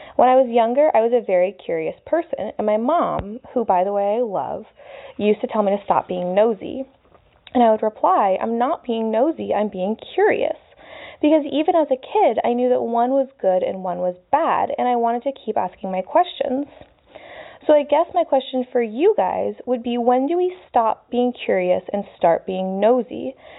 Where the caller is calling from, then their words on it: Florida, United States; I'm calling from Florida